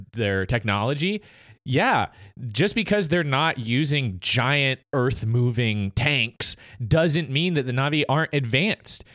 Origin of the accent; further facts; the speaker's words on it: United States; as an American